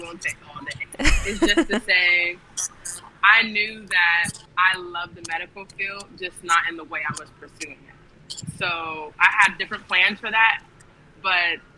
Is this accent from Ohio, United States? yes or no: yes; Ohio, United States; moved away as an adult; I was originally from the Midwest, so I'm from Ohio, and I came the very, very end of 2018